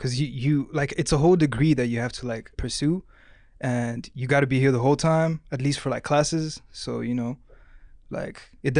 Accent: Rwanda; moved away as an adult; now in Stuttgart, Germany; I'm from Rwanda and I've been here for like a month.

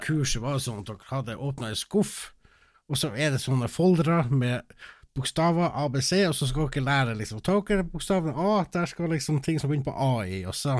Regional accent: Finnmark, Norway; moved away; jeg var hjemme i Finnmark.

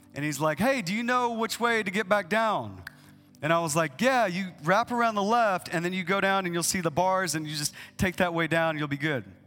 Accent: East Texas, United States; I, I grew up in East Texas

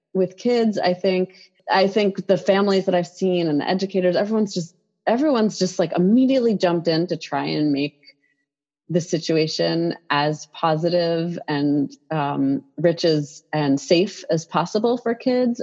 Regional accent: New York City, New York, United States; I grew up in New York City

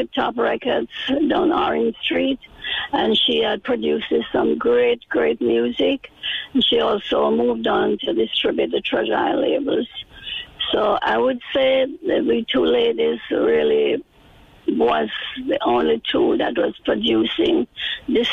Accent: Kingston, Jamaica; moved away; I am from Kingston. I was born 85 years ago, right in the Jubilee Hospital.

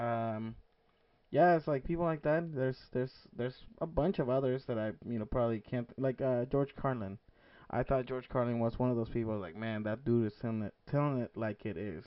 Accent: Mexico; I grew up in Mexico, being the only Asian-looking kid

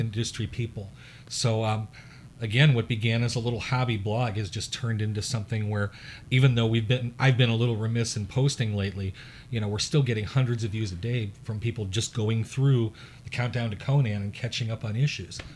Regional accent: Chicago, Illinois, United States; I'm from the Chicago area

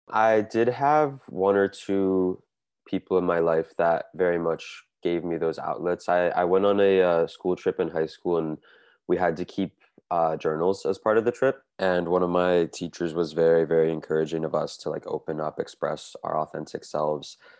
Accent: United States; now in Montreal, Canada; I'm originally from the United States from a suburb outside of Washington, D.C., but I now live here in Montreal

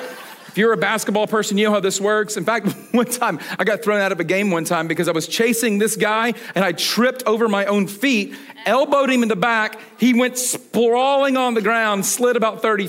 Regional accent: Atlanta, Georgia, United States; I was born and raised in Atlanta

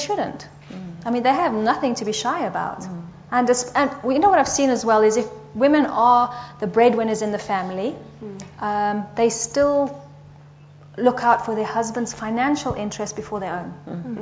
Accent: England, United Kingdom; now in South Africa; As you can hear, I'm English, so it's slightly different to South Africans.

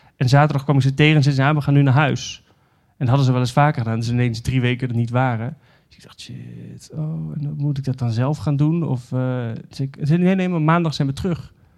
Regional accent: Netherlands; moved away; we zijn Nederlanders

